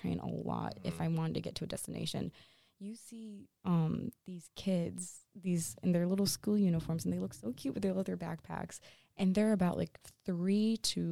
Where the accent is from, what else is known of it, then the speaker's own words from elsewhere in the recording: Cohoes, New York, United States; I come from Cahos, like that's where I grew up